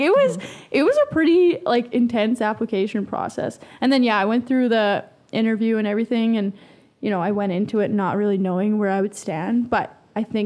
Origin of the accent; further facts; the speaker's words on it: High River, Alberta, Canada; I'm from High River, so I worked at the radio station in High River